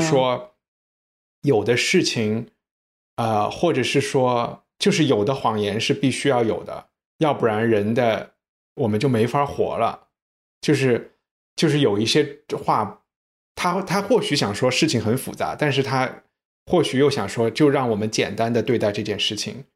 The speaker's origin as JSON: {"language": "Chinese", "country": "China", "said": "是不是我们中国人之前有的那种礼仪的"}